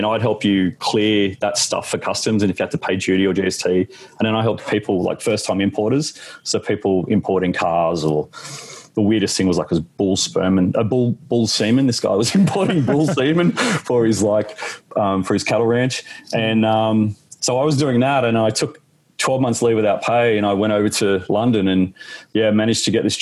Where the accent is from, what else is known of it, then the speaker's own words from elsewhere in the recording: Canberra, Australian Capital Territory, Australia; now in Sydney, Australia; I grew up in Canberra